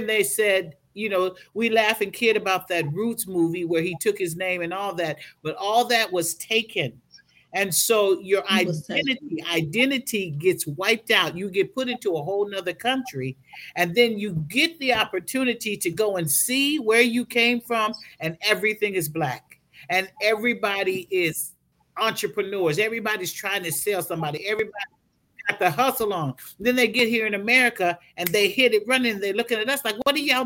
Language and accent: English; Minneapolis, Minnesota, United States; born or raised there; also born or lived in Duluth, Minnesota